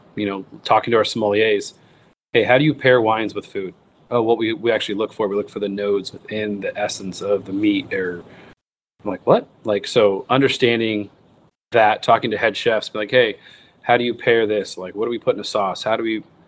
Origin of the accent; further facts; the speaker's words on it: United States; growing up in the United States